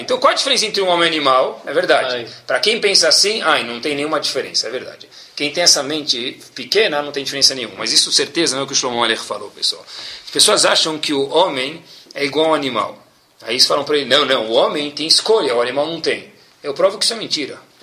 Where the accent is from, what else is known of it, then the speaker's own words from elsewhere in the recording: Brazil; moved away; saí do Brasil